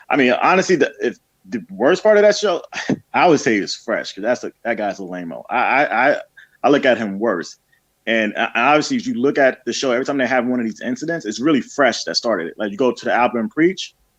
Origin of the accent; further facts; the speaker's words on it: New York, United States; because I'm originally from New York.